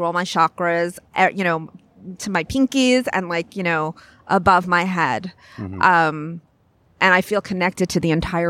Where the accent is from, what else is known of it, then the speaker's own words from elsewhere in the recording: New York, United States; I grew up on Long Island by the beach. I thank God, because the only decent thing about Long Island, the only reason it's an okay place to live.